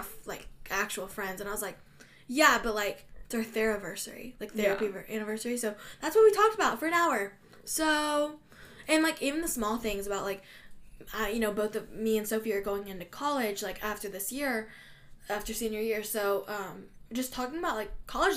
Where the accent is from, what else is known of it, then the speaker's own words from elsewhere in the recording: Russia; I'm from Russia